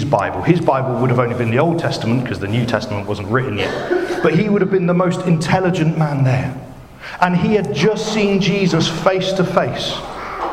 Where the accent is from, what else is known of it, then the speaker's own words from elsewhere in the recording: Bristol, South West England, United Kingdom; accent: Bristolian; now in Basildon, United Kingdom; my funny Bristolian accent